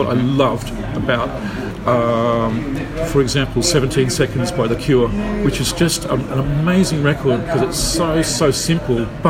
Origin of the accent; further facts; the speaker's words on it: Queensland, Australia; This was in Australia, so I grew up in Australia, in a little country town inland from Brisbane